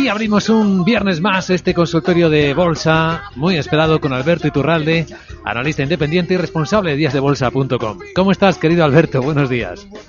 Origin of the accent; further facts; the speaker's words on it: Cádiz, Andalusia, Spain; Soy de Cádiz, pero por poquito